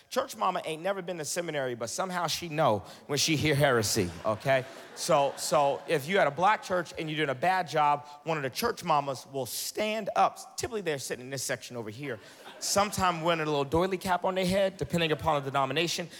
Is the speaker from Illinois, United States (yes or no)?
no; Boston, Massachusetts, United States; moved away as an adult; now in the South, United States; I'm originally from Boston, Massachusetts